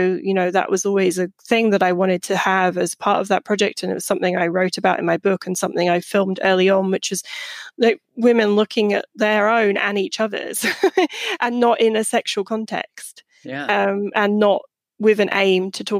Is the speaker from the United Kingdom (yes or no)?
yes; United Kingdom; moved away as an adult; now in United States; a British person who just moved to the US when I wrote my book